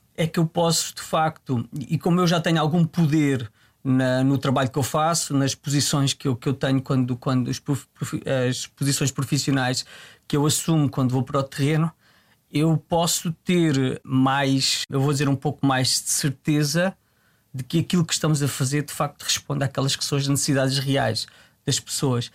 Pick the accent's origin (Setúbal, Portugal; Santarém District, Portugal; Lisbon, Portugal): Santarém District, Portugal; Tramagal; Eu desde muito novo, eu venho de uma, venho de uma terra, venho do Tramagal